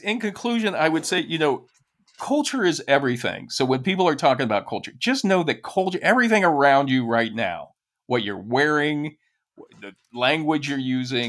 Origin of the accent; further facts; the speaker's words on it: United States; also born or lived in Kansas City; as an American